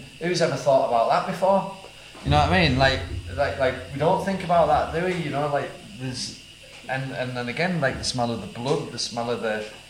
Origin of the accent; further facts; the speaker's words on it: England, United Kingdom; We are from England.